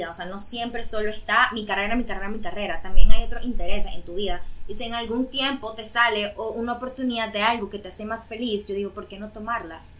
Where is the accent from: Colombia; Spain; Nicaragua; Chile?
Nicaragua; born or raised there; moved away as an adult; now in Cancún, Mexico